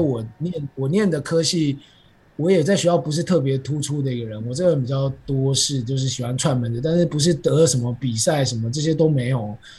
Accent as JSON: {"language": "Chinese", "country": "Taiwan", "said": "咱们台湾人"}